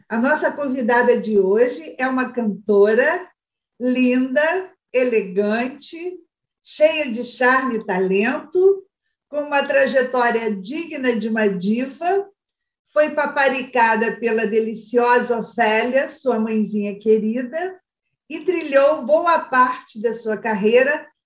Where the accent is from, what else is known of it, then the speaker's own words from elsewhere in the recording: São Paulo, Brazil; moved away; also born or lived in Rio de Janeiro; Eu sou carioca, criada em São Paulo